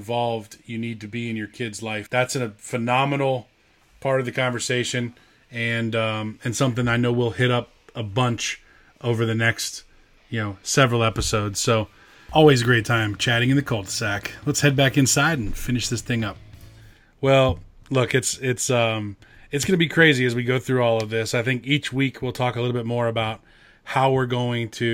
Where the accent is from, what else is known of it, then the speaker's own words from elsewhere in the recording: Acworth, Georgia, United States; the town I grew up in Ackworth, Georgia